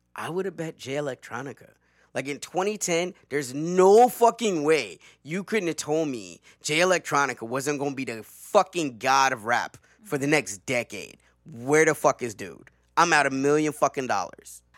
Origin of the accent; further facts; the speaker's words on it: the South, United States; I'm from the South, okay? I'm from the fucking South.